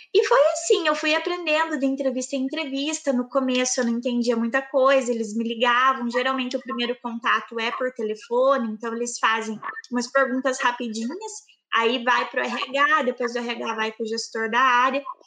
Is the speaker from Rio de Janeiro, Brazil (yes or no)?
no; Campo Largo, Paraná, Brazil; accent: southern; moved away; vocês vão perceber pelo meu sotaque, eu sou do sul. É uma, eu moro morava né, em Campo Largo, uma cidade pertinho de Curitiba, no Paraná.